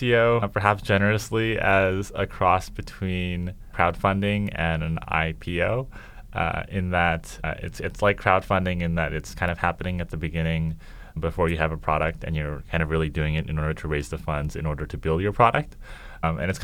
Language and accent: English; Vancouver, British Columbia, Canada; I'm from Vancouver, Canada. So we say like, I don't know, grade 10, 11, 12, rather than like junior, senior